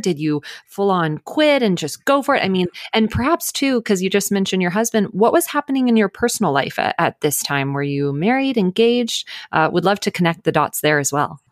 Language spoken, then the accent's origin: English; Dallas, Texas, United States; now in Los Angeles, United States; I am originally from Dallas